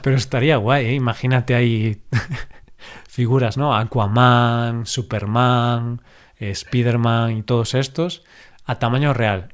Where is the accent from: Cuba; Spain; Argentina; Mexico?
Spain; siendo español